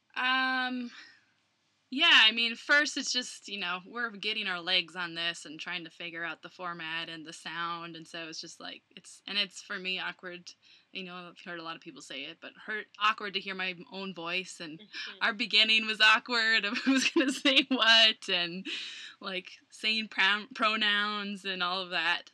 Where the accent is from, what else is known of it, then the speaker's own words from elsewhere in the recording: Plymouth, Minnesota, United States; moved away as an adult; now in Colorado, United States; Minneapolis, Minnesota, but I grew up in Plymouth.